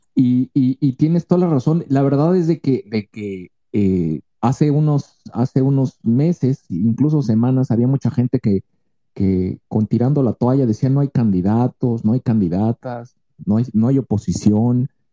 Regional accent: Mexico; Somos mexicanos

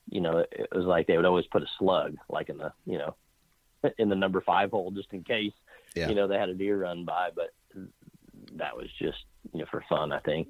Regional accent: Clearwater, Kansas, United States; I grew up in a little small Midwestern town just south of Wichita called Clearwater, Kansas

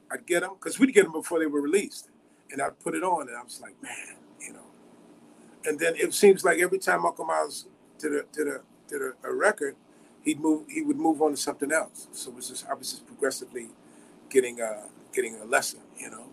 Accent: Chicago, Illinois, United States; Growing up in Chicago

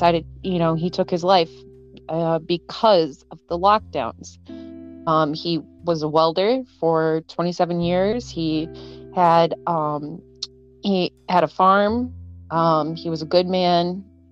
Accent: Rochester, Minnesota, United States; I grew up in Rochester, Minnesota

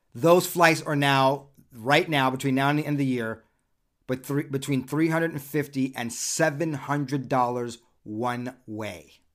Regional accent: Southern California, United States; as a teenager growing up in Southern California

